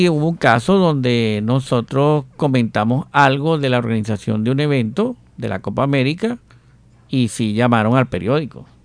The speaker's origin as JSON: {"language": "Spanish", "country": "Venezuela", "moved": "as an adult", "lives_now": "Colombia"}